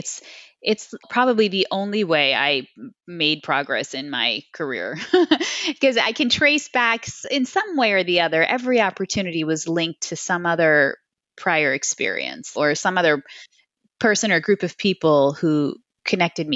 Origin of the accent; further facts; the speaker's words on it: New Jersey, United States; moved away as an adult; also born or lived in New York / Cleveland, Ohio; I was born in New York and I grew up in, New Jersey